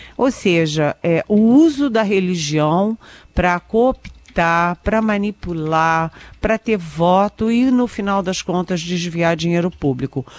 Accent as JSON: {"language": "Portuguese", "region": "Rio de Janeiro", "country": "Brazil", "moved": "yes", "said": "eu sou carioca, minha mãe mora no Rio"}